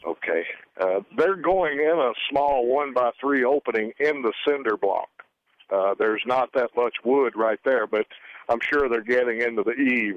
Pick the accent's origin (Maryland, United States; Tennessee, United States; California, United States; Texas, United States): Tennessee, United States; Memphis; now in South Dakota, United States; I'm from Memphis originally